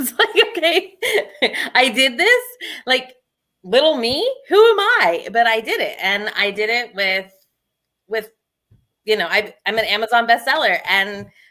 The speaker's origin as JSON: {"language": "English", "town": "San Diego", "region": "California", "country": "United States", "also_born_or_lived": "Pennsylvania", "moved": "yes", "said": "I'm from San Diego and my mom moved me to Pennsylvania"}